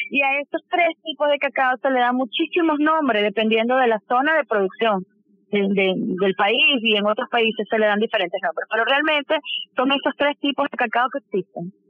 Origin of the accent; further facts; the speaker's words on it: Venezuela; nosotros como venezolanos